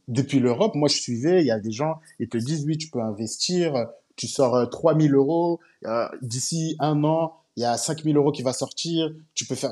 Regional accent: Paris suburbs, Île-de-France, France; moved away as an adult; also born or lived in China; now in Abidjan, Côte d'Ivoire; j'ai grandi en banlieue parisienne.

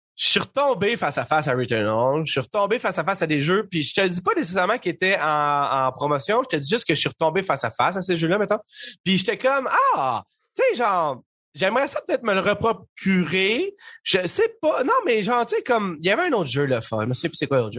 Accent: Saint-Jérôme, Quebec, Canada; je viens de Saint-Jérôme, dans le fond, puis Saint-Jérôme, en 1995-2000, il y avait une place qui s'appelait le cyber-image

